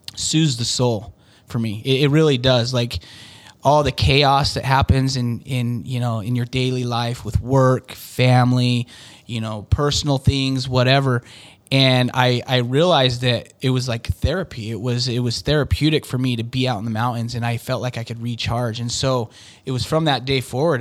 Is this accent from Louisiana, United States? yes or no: no; Utah, United States; I've lived in Utah my whole life. I mean, I've lived in different states and stuff, but I grew up in Utah